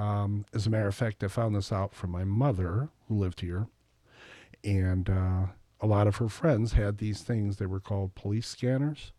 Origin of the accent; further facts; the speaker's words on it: Reedsburg, Wisconsin, United States; moved away as an adult; also born or lived in Baraboo / Madison; I grew up here